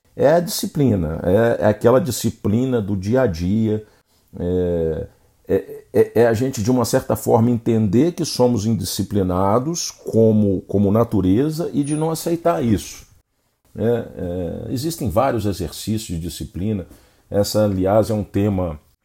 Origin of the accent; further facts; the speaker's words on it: Brazil; nós, como bons brasileiros